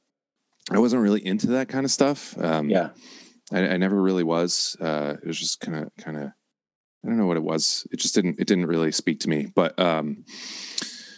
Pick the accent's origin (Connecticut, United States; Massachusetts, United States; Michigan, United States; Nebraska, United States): Connecticut, United States; Waterbury; also born or lived in New Haven, Connecticut; my hometown of Waterbury, Connecticut